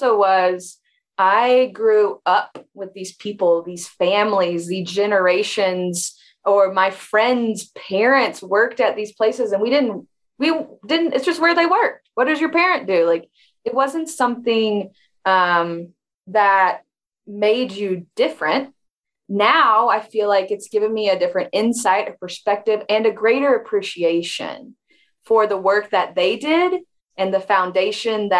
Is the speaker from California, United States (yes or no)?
no; Lawrenceburg, Kentucky, United States; moved away as an adult; also born or lived in Alabama; I am born and raised in Kentucky, in a really small town nestled on actually the Bourbon Trail.